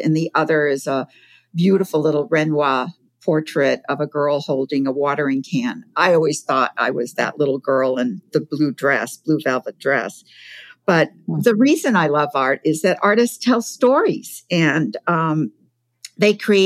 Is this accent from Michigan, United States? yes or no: no; Provincetown, Massachusetts, United States; I grew up in Provincetown, Massachusetts.